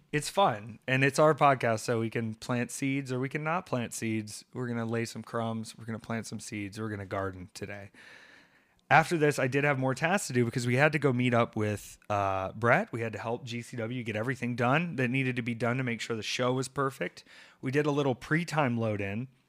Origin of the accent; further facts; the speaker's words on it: Atlanta, Georgia, United States; moved away; I was in Atlanta this week and that's home for me.